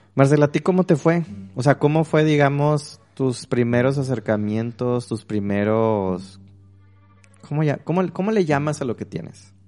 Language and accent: Spanish; Mexico; como buen mexicano, una formación católica